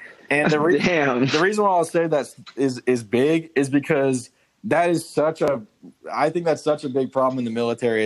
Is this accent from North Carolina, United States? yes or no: yes; near Fayetteville, North Carolina, United States; I'm from." I just said Fayetteville, North Carolina, just because like that's the closest freaking spot on the map